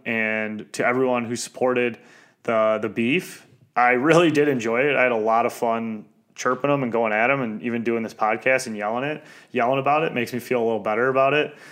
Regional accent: Detroit, Michigan, United States; I'm from East English Village

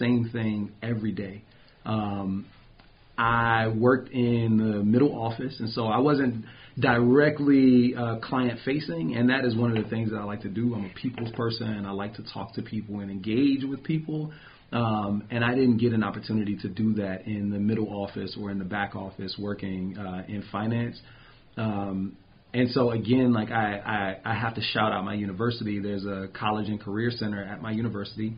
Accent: Prince George's County, Maryland, United States; moved away; I am originally from Prince George's County, Maryland, just outside of D.C.

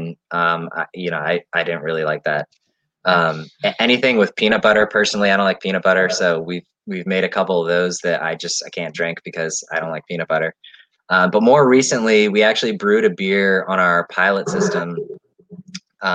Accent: Maryland, United States; we're all born and raised in Maryland

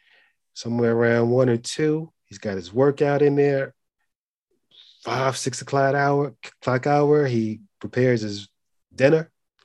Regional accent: Philadelphia, Pennsylvania, United States; So he started watching all Philly teams because I'm from Philly.

